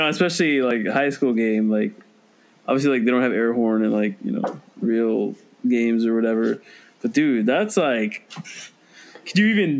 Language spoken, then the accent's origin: English; Venezuela; moved away; also born or lived in Orlando; It's like the national sport in my home country, Venezuela.